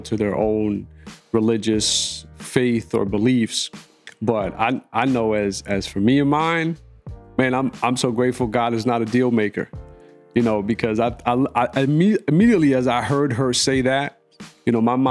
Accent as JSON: {"language": "English", "country": "United States", "tie": "born or raised there", "said": "growing up in America trying to maintain my faith as a Muslim, you know, because I spoke Arabic at home"}